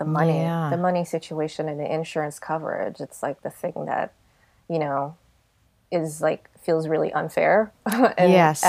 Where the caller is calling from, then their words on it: Yonkers, New York, United States; I'm calling from Yonkers, New York.